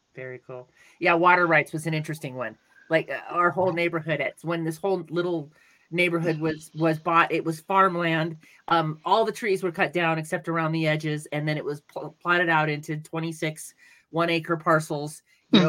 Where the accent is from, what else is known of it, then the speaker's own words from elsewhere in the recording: California, United States; also born or lived in Denver; now in New Mexico, United States; I'm from California